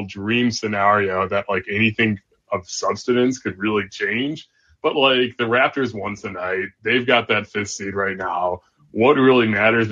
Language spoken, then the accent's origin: English; Illinois, United States; I grew up in Illinois